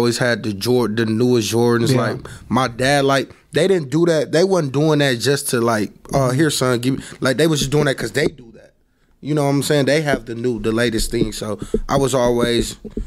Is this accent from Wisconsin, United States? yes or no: yes; Milwaukee, Wisconsin, United States; I was born in Milwaukee, Wisconsin